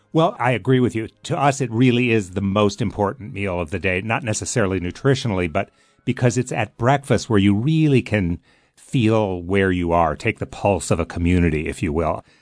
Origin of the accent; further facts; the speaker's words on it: Midwest, United States; now in New England, United States; I'm from the Midwest